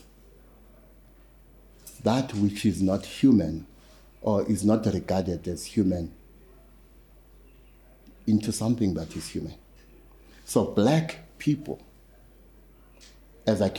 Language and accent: English; Durban, KwaZulu-Natal, South Africa; moved away; also born or lived in Soweto; when I was growing up in Lamontville